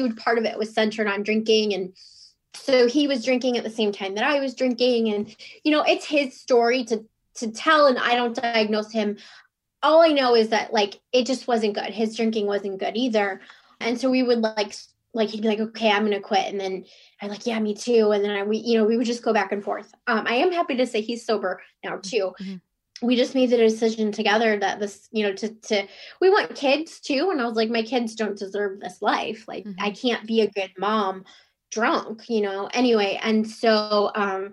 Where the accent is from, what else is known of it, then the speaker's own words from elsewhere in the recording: Cleveland, Ohio, United States; now in Virginia, United States; I'm from Cleveland, Ohio, and currently I live in Virginia